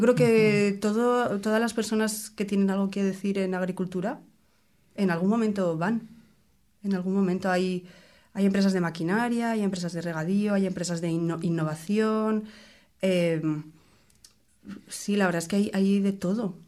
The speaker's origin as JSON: {"language": "Spanish", "country": "Spain", "moved": "yes", "lives_now": "New Zealand", "said": "yo soy española"}